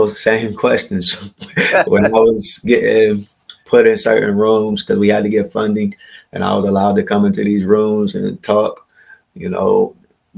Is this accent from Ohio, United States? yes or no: yes; Columbus, Ohio, United States; moved away as an adult; now in Yellow Springs, United States; I'm from Columbus, Ohio